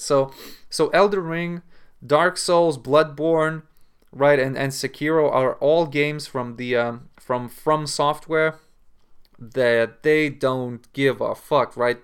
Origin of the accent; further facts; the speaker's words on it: Lithuania; in Lithuania, we say